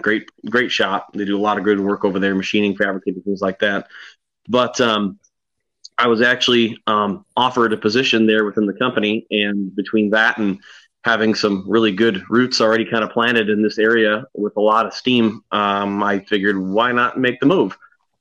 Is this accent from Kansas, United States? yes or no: no; Erin, Wisconsin, United States; moved away as an adult; now in Mason, United States; I am from Wisconsin originally. Grew up in the town of Erin, so Richfield, Hartford, Slinger area, if anyone is familiar with that. Living in Michigan now, just outside of Mason. Been here for, oh gosh, five years now